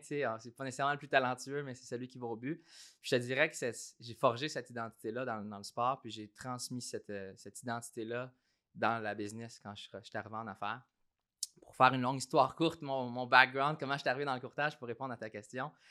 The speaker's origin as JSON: {"language": "French", "town": "Saint-Hyacinthe", "region": "Quebec", "country": "Canada", "tie": "born or raised there", "also_born_or_lived": "Toronto / Australia", "moved": "as an adult", "said": "je suis originaire de Saint-Hyacinthe. Euh, j'ai grandi dans une famille modeste, travaille fort, qui, qui découle du milieu agricole à Saint-Hyacinthe"}